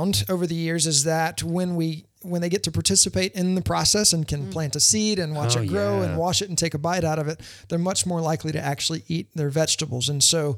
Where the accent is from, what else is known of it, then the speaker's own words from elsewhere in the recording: Louisiana, United States; also born or lived in Leesburg, Florida; now in Winter Garden, United States; I grew up in Louisiana, but I've been here since 98